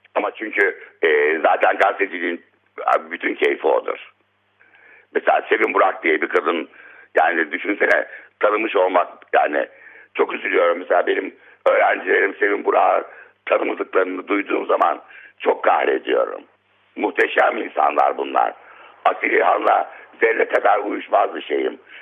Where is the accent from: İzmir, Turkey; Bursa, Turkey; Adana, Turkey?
İzmir, Turkey; Izmir, Turkey; moved away; also born or lived in Istanbul / Diyarbakır; İstanbul'da doğmuşum. İlkokula Diyarbakır'da başlamışım. E, ne bileyim ben işte ama İzmir'e gitmişim. En çok uzun orada kalmışım